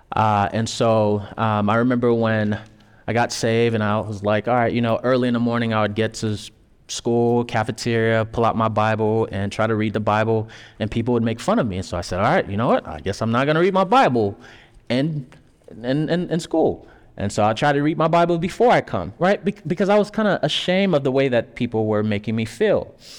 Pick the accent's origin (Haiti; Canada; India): Haiti; moved away; me, coming from Haiti, I was born in Haiti